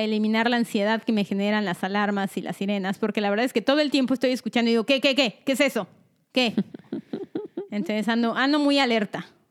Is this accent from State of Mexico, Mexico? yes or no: yes; State of Mexico, Mexico; first language Spanish; moved away as an adult; now in United States; Nosotras vivimos casi toda nuestra vida en el Estado de México